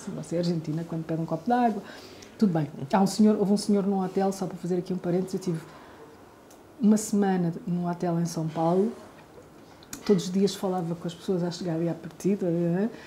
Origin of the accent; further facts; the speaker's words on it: Portugal; os lugares no Brasil onde menos estranharam o meu português foi no interior do Nordeste